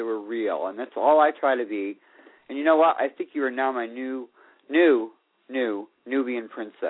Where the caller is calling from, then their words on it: Florida, United States; Good evening. … in Florida.